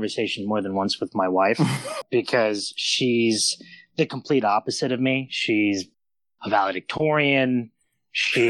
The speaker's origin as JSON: {"language": "English", "town": "Phoenix", "region": "Arizona", "country": "United States", "tie": "born or raised there", "moved": "as an adult", "lives_now": "Los Angeles, United States", "said": "Phoenix, born and raised in Phoenix."}